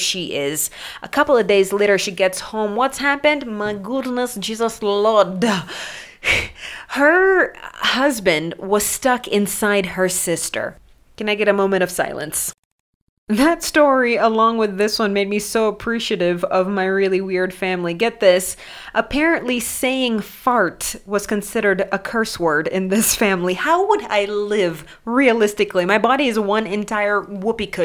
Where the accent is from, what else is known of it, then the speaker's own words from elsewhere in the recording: Mombasa, Mombasa County, Kenya; I grew up in Mombasa